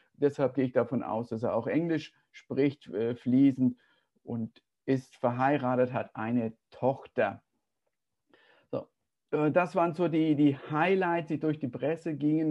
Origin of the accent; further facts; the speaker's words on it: Germany; als Deutscher